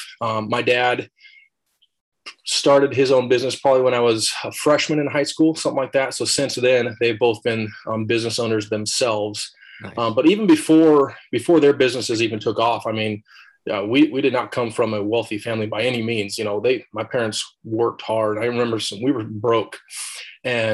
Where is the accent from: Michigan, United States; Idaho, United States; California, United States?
Idaho, United States; also born or lived in Alaska / Hawaii; I was originally born in Alaska and family moved down here, moved to Idaho for a little bit. And then my folks actually helped start a church over in Hawaii. So when I was, I don't know, 9, 10 years old, moved to Hawaii for 3 years. Then we moved back to Idaho and I lived in Idaho ever since